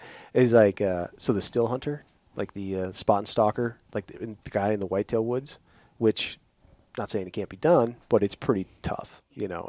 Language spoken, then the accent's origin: English; Midwest, United States; growing up in the Midwest